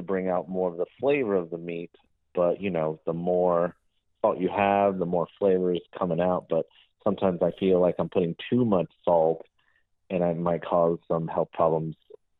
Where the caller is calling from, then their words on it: Florida, United States; So I'm calling from Florida.